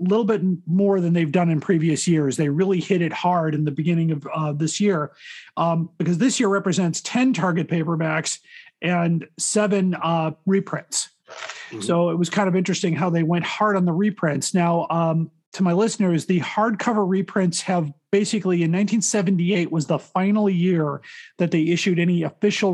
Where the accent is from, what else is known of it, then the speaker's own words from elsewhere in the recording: Chicago, Illinois, United States; I've been in Chicago my whole life.